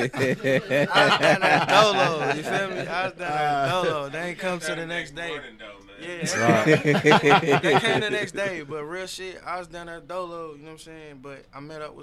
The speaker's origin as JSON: {"language": "English", "town": "Louisville", "region": "Kentucky", "country": "United States", "said": "I'm from Louisville"}